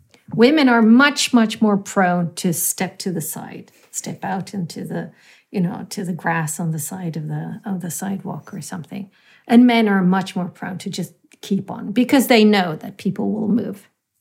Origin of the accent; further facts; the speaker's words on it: India; I'm very Indian in my way when I bike, because I, you know, kind of apply the Indian fuzzy logic.